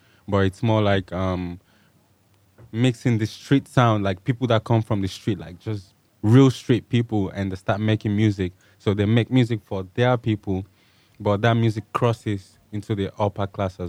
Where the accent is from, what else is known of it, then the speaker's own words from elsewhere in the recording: Nigeria; I'm from Nigeria.